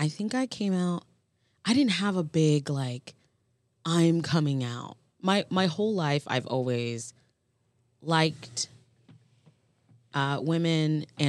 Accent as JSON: {"language": "English", "region": "Florida", "country": "United States", "tie": "born or raised there", "said": "And I grew up in the South, which is incredibly segregated. Mm-hmm. And I grew up in Florida, which is a whole nother layer."}